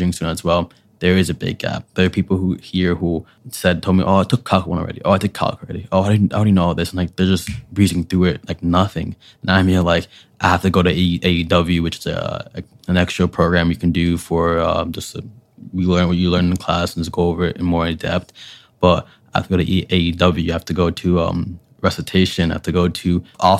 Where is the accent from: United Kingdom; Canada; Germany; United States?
United States; New York City, New York; moved away as an adult; also born or lived in Syracuse, New York; I'm from Brooklyn, New York City